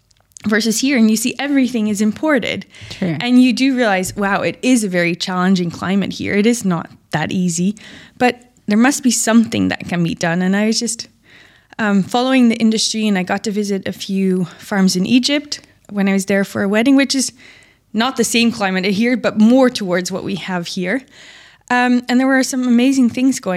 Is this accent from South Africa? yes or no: no; Netherlands; now in Dubai, United Arab Emirates; I'm from the Netherlands and there's a big ag industry there